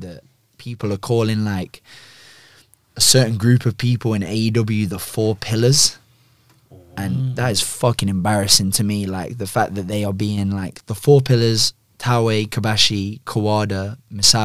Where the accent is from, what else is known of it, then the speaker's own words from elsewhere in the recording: United Kingdom; I'm fucking British